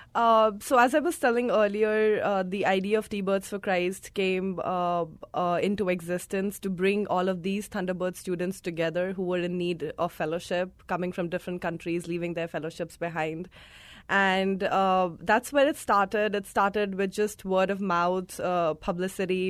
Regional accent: India; moved away; I come from India. I was born and brought up there.

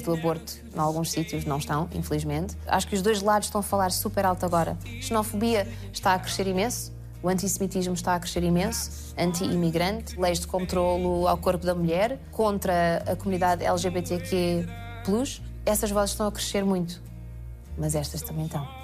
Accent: Portugal; moved away; sou portuguesa

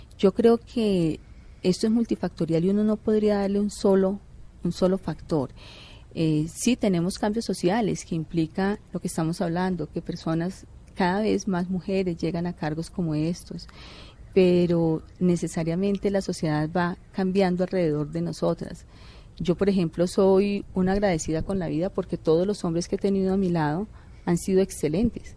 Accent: Colombia; como ciudadano colombiano

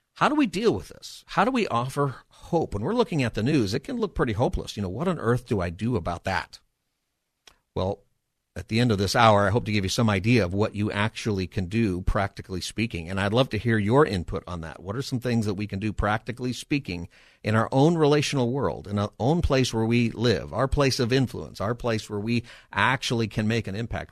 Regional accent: Palmdale, California, United States; also born or lived in Los Angeles area; now in San Diego, United States; I have grown up in Southern California. I grew up in Palmdale.

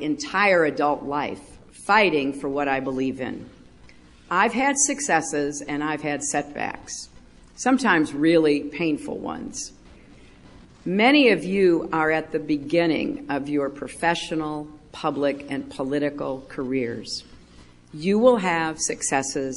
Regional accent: United States; I am an American

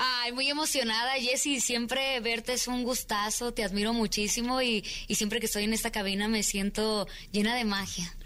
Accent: Mexico; nuestras raíces también como mexicanos

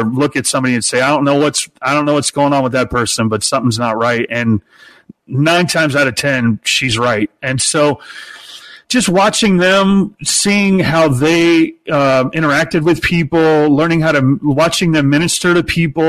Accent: Peoria, Illinois, United States; I was born in Peoria, Illinois, the hometown of Richard Pryor

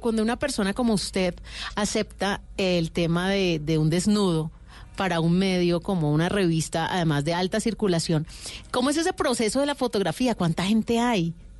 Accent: Cali, Valle del Cauca, Colombia

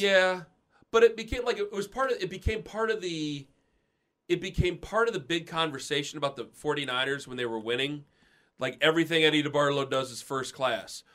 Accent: Perry Township, Ohio, United States; I'm from Perry Township

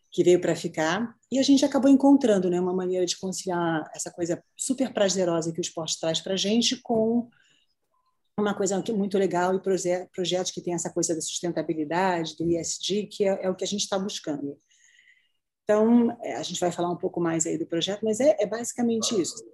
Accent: Rio de Janeiro, Brazil; now in São Paulo, Brazil; eu sou carioca, é, amo Rio de Janeiro, mas me apaixonei por São Paulo

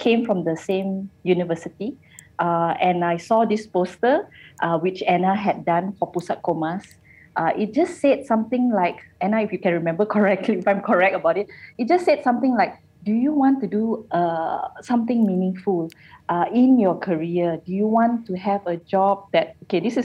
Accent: Seremban, Negeri Sembilan, Malaysia; moved away as an adult; also born or lived in Subang Jaya; I'm actually from Seremban, and I was living in Subang Jaya at that time

